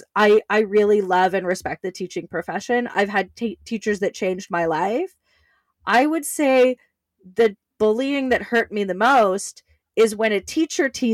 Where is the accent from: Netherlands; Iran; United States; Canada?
Canada; I grew up in Canada